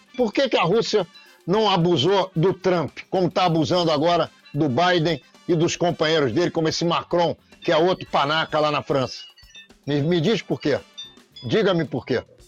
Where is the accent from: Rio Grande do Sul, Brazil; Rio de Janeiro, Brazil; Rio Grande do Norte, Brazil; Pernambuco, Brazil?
Rio de Janeiro, Brazil; eu, judeu, que nasci em Copacabana, no Rio de Janeiro